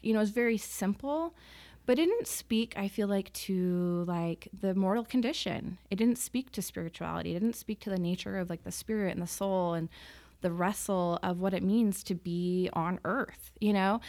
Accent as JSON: {"language": "English", "town": "Salt Lake City", "region": "Utah", "country": "United States", "tie": "born or raised there", "said": "I grew up in Salt Lake"}